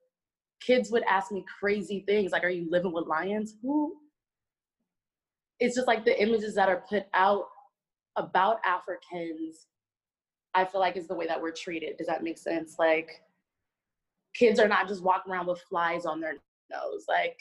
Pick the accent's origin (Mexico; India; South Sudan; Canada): South Sudan; now in United States; I'm from South Sudan, so it borders Kenya, and it's like the newest nation or newest country that got its independence. So it's like the youngest country.